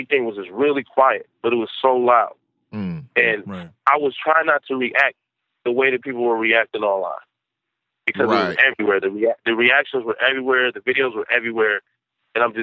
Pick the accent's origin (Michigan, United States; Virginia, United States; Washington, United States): Michigan, United States; Detroit; I'm from Detroit